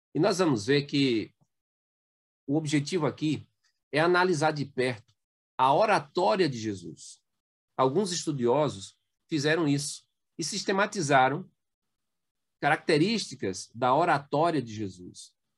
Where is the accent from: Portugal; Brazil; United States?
Brazil; Belém do São Francisco, Pernambuco; also born or lived in Petrolina; eu sou do sertão de Pernambuco, nasci em Belém do São Francisco é, e me radiquei em Petrolina